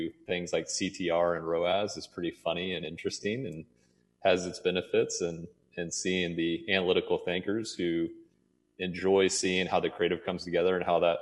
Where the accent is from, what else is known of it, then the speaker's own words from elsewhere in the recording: Trenton, Missouri, United States; I grew up in Trenton, Missouri.